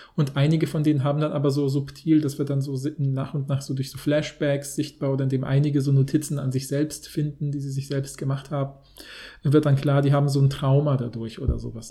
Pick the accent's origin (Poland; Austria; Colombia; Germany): Poland; moved away; in Polen, wo ich ja aufgewachsen bin